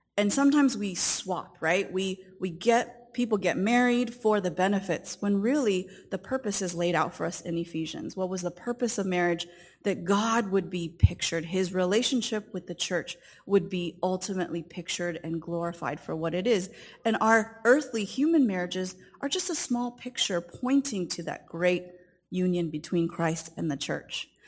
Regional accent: Southern California, United States; I grew up in Southern California, and my parents came from the country of Taiwan

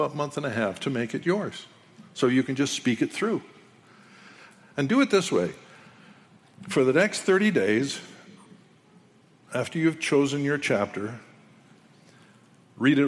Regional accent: Canada; I'm a Canadian

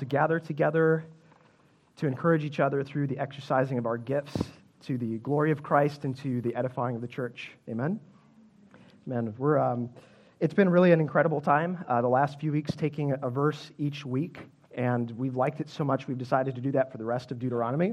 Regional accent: Chicago, Illinois, United States; Growing up, I grew up in Chicago

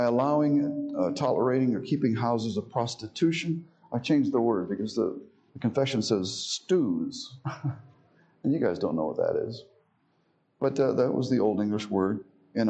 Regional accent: Miami, Florida, United States; Growing up in Miami, I had Protestant friends

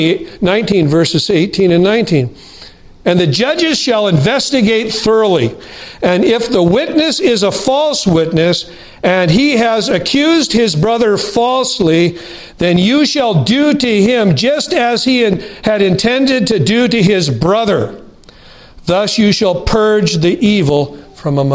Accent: United States; As an American Christian

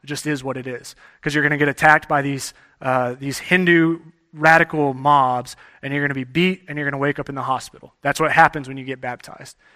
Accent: Texas, United States; moved away; I grew up in Texas

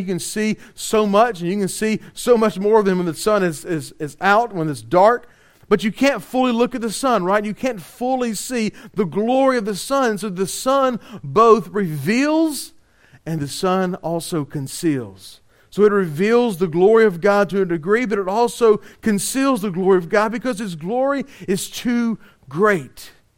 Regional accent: Louisiana, United States; we're from Louisiana

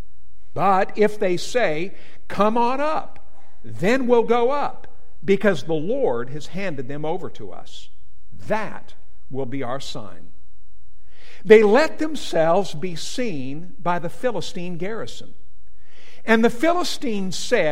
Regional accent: Whitefish, Montana, United States; also born or lived in Butte, Montana; I grew up in Montana, in Whitefish, Montana

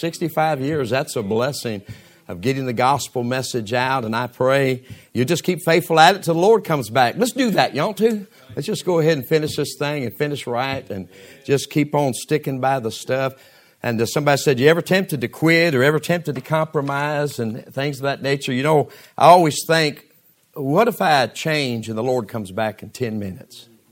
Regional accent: United States; I'm also an American

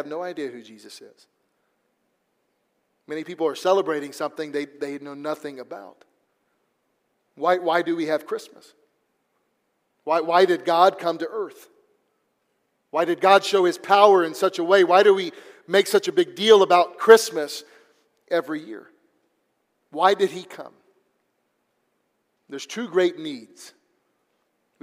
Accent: Missouri, United States; now in Texas, United States; the place I grew up there in Missouri

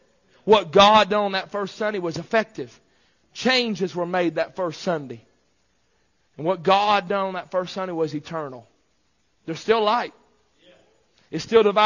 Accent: United States; I'm an American

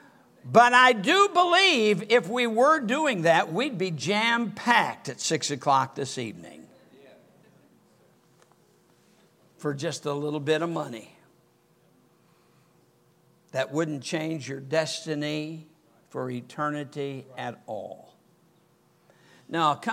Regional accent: Michigan, United States; moved away; I was a Yankee. I was from Michigan

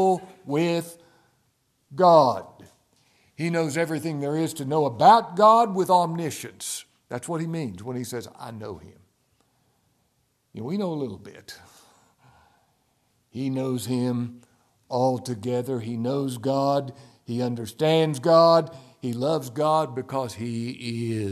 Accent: Ashland, Kentucky, United States; I'm from Ashland, Kentucky

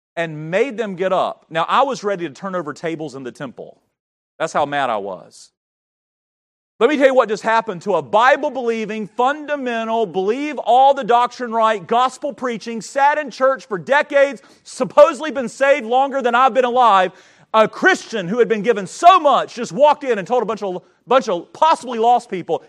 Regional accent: North Carolina, United States; moved away; I grew up in North Carolina

